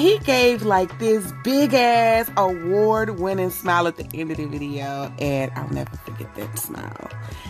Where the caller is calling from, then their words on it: Puerto Rico; Yes, I am calling from Puerto Rico.